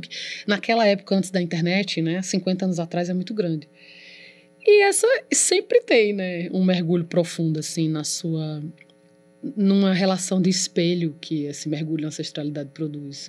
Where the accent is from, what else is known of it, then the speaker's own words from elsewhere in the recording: Campina Grande, Paraíba, Brazil; Eu nasci em Campina Grande.